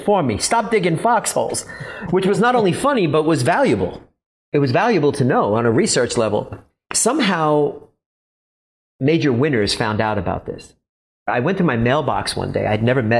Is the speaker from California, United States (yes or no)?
no; New York City, New York, United States; I'm from the Bronx.